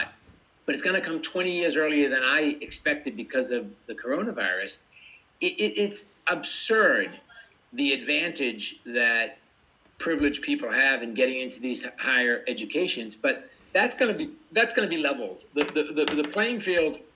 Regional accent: United States; I grew up in America

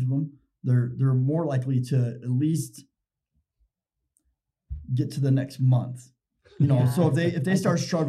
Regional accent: Indiana, United States; moved away as an adult; now in Utah, United States; I come from Indiana. I had two kids in Indiana

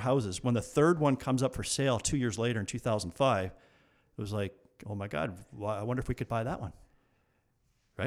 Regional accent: Burlington, Ontario, Canada; I wanted to move back to Burlington, which was my hometown

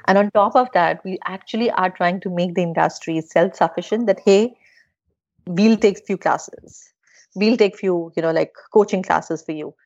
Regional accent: India; I'm from India

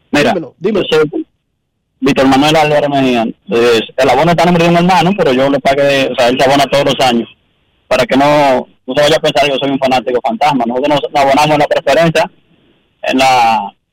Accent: Santiago de los Caballeros, Santiago, Dominican Republic; now in Boston, United States; somos de Santiago

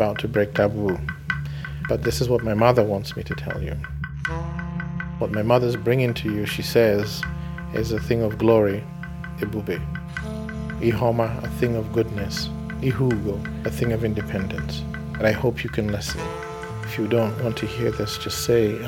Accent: Afikpo, Ebonyi, Nigeria; I was born in Afikbo in southeastern Nigeria

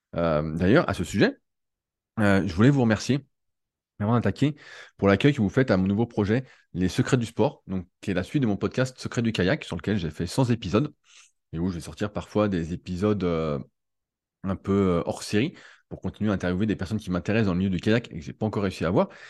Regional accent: France; en tant que Français

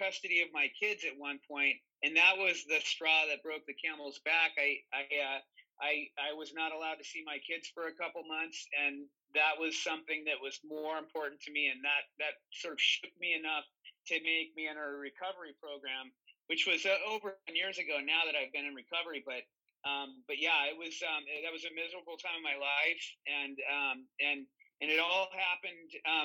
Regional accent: California, United States; I grew up in California, been here my whole life, except for when I went away to school

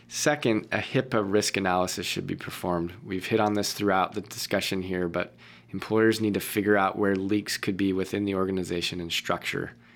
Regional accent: Boston, Massachusetts, United States; I was born in Boston, mm. Beth Israel Hospital in Boston

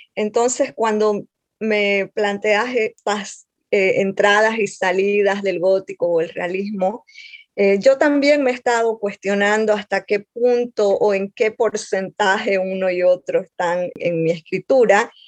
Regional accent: Montero, Santa Cruz, Bolivia; yo soy de un pueblo de Bolivia, Montero, que está en, el oriente boliviano, en la zona amazónica del país.

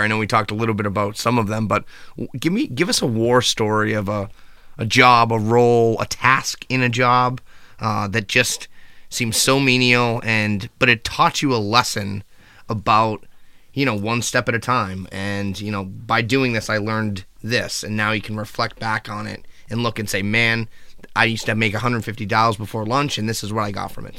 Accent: Boston, Massachusetts, United States; we're from Boston.

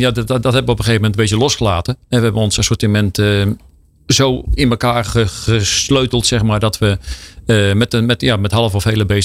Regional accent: Utrecht, Netherlands; ik kom uit Utrecht.

